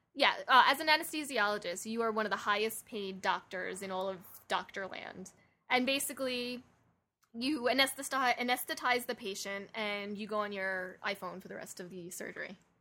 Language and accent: English; New York, United States; we're from New York